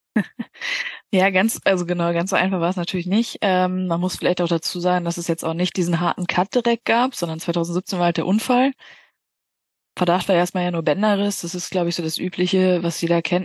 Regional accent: Bielefeld, North Rhine-Westphalia, Germany; Ich komme aus Bielefeld

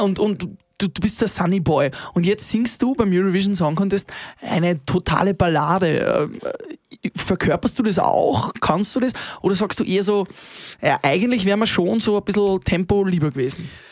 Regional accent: Upper Austria, Austria; bei uns in Oberösterreich

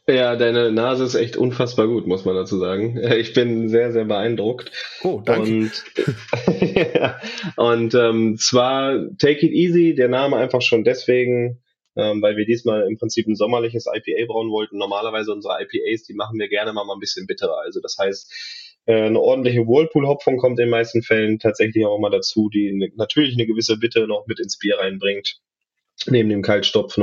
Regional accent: Braunschweig, Lower Saxony, Germany; dass ich gebürtiger Braunschweiger bin

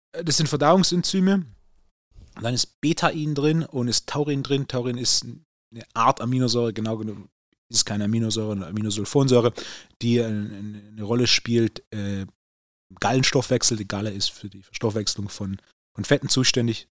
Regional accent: Swabia, Germany; Als Schwabe

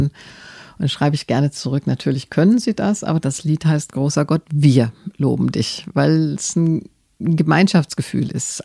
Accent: Germany; ich bin gerne Deutsche

